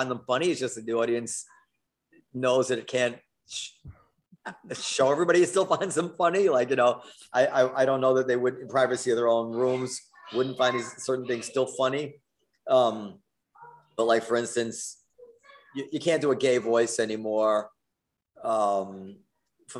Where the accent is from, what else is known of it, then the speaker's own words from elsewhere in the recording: New York City, New York, United States; my experience growing up in New York City